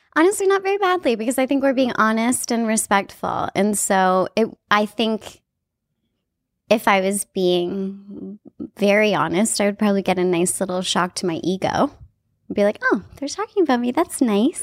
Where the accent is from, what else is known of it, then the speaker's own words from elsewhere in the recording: Canada; I'm a Canadian